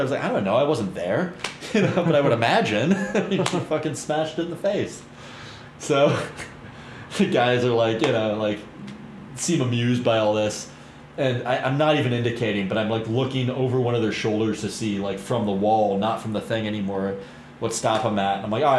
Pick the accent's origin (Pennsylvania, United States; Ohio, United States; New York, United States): Pennsylvania, United States; Pittsburgh; I'm from Pittsburgh.